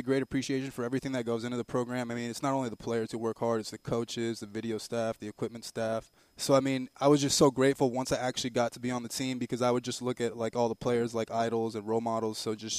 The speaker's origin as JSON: {"language": "English", "town": "Miami", "region": "Florida", "country": "United States", "tie": "born or raised there", "moved": "yes", "said": "I grew up in Miami, Florida."}